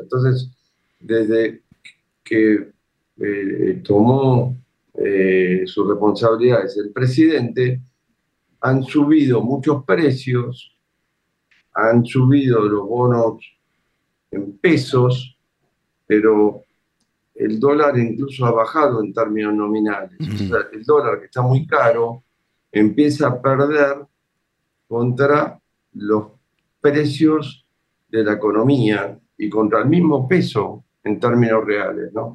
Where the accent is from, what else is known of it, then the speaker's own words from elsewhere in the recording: Argentina; el soldado se dio cuenta de nuestro acento y en castellano nos preguntó de dónde éramos